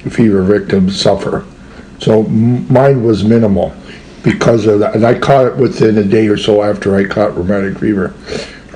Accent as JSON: {"language": "English", "town": "Niagara-on-the-Lake", "region": "Ontario", "country": "Canada", "tie": "born or raised there", "second_language": "English", "said": "I grew up in Niagara Lake"}